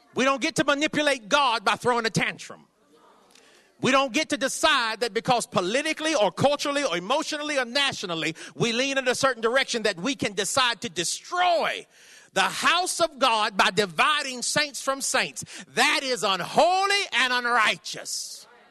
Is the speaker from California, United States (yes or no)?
yes; California, United States; I'm from California.